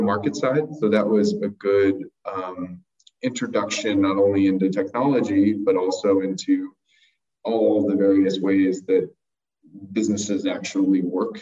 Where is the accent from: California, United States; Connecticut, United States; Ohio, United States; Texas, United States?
California, United States; Santa Maria; also born or lived in Los Angeles; I grew up in Santa Maria